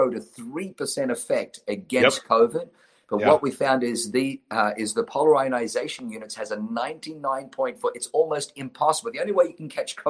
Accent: Australia; also born or lived in Germany / New Zealand; now in United States; I was born in Germany, grew up in Australia, lived in New Zealand, and then moved to the United States of America

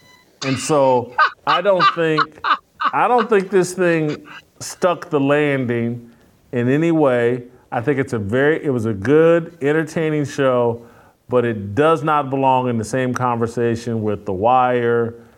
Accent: Indianapolis, Indiana, United States; I grew up in Indianapolis, Indiana

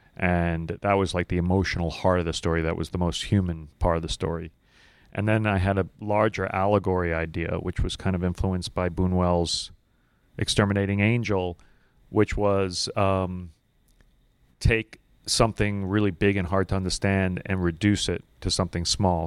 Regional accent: New York City, New York, United States; I was from Brooklyn.

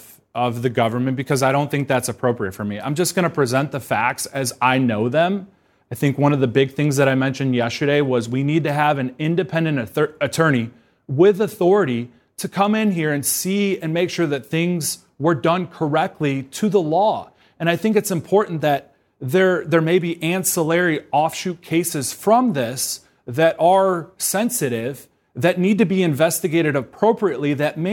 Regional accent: Georgia, United States; moved away; I'm from Georgia.

